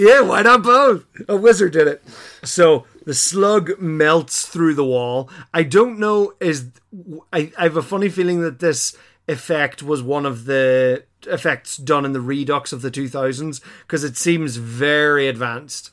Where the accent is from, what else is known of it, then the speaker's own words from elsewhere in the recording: Ireland; we as Irish people recognize the shape of Ireland instantly.